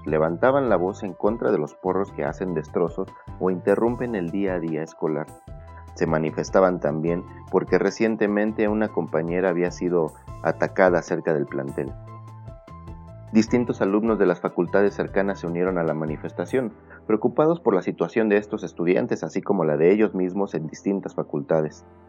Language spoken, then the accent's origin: Spanish; Mexico; como universitarios, como mexicanos